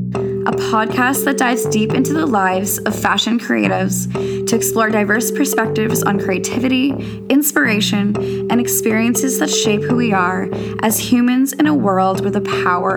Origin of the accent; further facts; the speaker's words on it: Saskatchewan, Canada; And I think that's the beauty about growing up in Saskatchewan as well